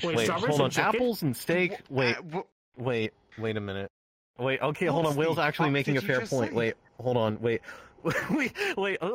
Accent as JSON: {"language": "English", "country": "United States", "said": "I'm an American"}